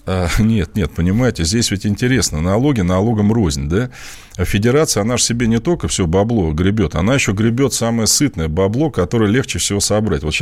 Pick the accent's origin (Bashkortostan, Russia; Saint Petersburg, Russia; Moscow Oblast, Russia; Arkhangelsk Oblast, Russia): Moscow Oblast, Russia; Я, кстати, москвич э, в первом поколении, точнее даже, наверное, не в первом, я из Подмосковья.